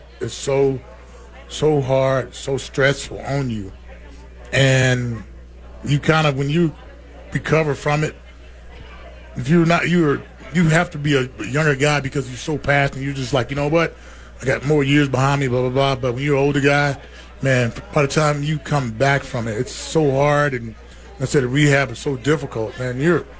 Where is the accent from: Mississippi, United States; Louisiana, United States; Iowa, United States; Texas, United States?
Texas, United States; I'm from Texas, of course. I got chaps. I got boots. I got cowboy hats.